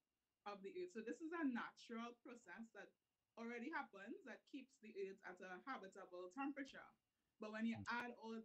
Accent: Trinidad & Tobago; I am a Trinidadian podcaster. So I'm based in Trinidad

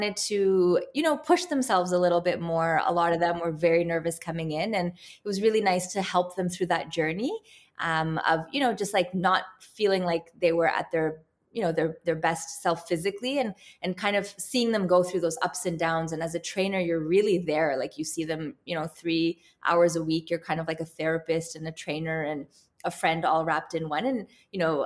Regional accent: Toronto, Ontario, Canada; I'm actually born and raised in Canada, in Toronto.

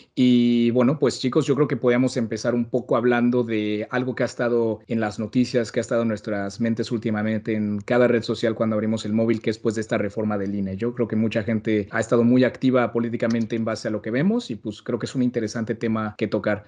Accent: Mexico; como todos los mexicanos lo sabemos

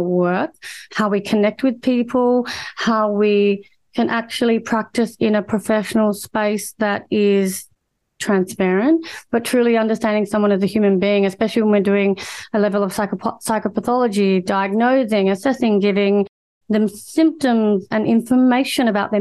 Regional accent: Australia; I'm Australian born and I've grown up predominantly, well, all the time of my life here

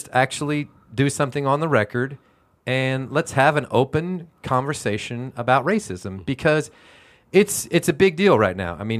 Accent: Houston, Texas, United States; I grew up in Houston, Texas.

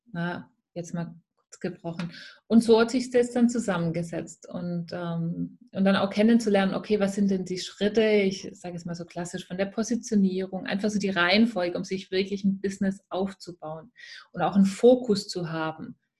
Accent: Swabia, near Stuttgart, Baden-Württemberg, Germany; accent: Swabian; der eine oder andere hört es natürlich sehr schnell. Ich komme aus dem Schwäbischen und zwar aus der Nähe von Stuttgart. Dort ähm, bin ich auch gebürtig her

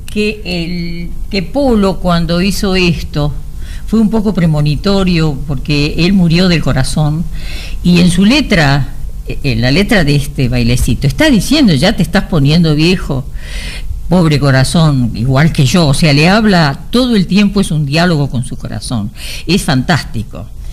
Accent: Argentina; en mi pueblo, que yo vivía ahí hasta los 20 años

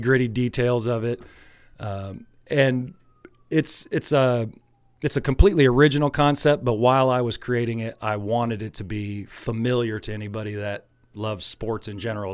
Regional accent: Alexis, Illinois, United States; I'm an Alexis native, born and raised in Alexis.

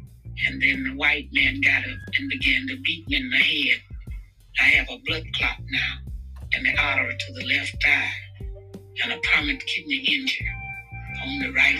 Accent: Louisville, Kentucky, United States; he asked me where I was from, and I told him I was from Louisville

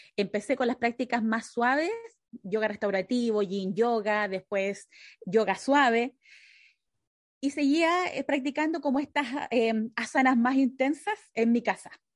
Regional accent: Chile; moved away as an adult; now in United States; cuando yo me vine de Chile acá a Estados Unidos

